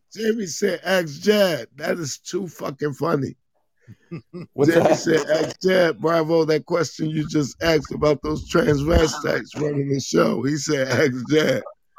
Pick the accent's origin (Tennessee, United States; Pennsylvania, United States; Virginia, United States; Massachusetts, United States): Pennsylvania, United States; I'm from Pennsylvania